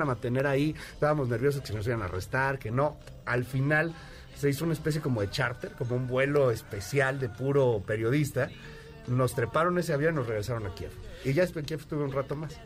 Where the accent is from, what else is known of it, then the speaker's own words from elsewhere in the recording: Querétaro, Mexico; now in Mexico City, Mexico; vivía en Querétaro, aunque nací en México, viví en Querétaro mucho tiempo